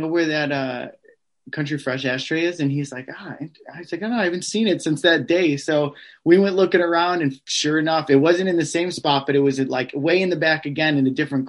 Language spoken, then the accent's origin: English; Midwest, United States; I'm from the Midwest